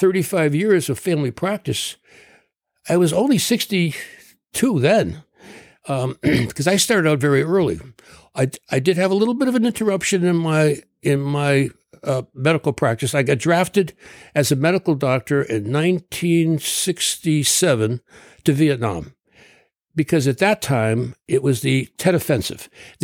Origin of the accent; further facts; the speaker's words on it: Trumbull, Connecticut, United States; I practiced medicine for 35 years in my hometown of Trumbull, Connecticut.